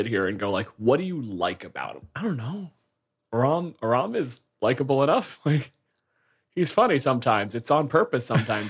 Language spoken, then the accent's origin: English; Canada